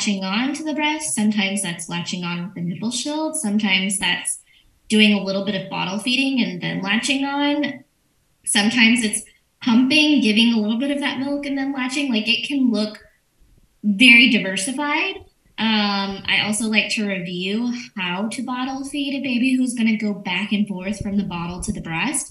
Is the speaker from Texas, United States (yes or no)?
yes; Orange Grove, Texas, United States; now in Nueces County, United States; Orange Grove.